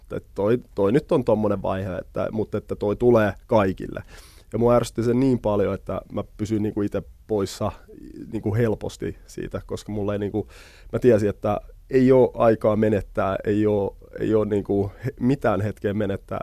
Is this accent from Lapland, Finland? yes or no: no; Helsinki, Uusimaa, Finland; also born or lived in Germany / Sweden; me muutettiin suoraan Punavuoreen